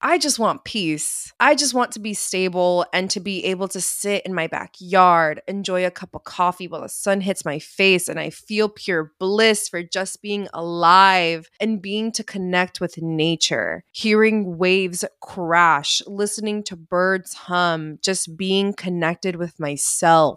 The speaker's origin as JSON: {"language": "English", "country": "United States"}